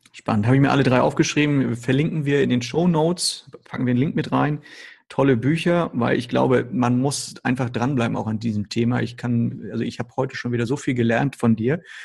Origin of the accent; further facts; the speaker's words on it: Northern Germany, Germany; now in Hamburg, Germany; bei uns im Norden, besonders hier in Hamburg